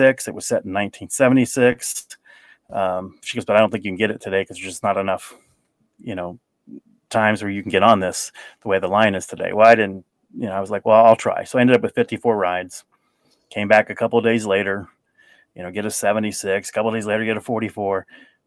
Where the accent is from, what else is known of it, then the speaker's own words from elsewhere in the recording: Kings Island area, Ohio, United States; moved away as an adult; also born or lived in Albany, New York; I never thought it would happen at Kings Island and be able to do it in my hometown.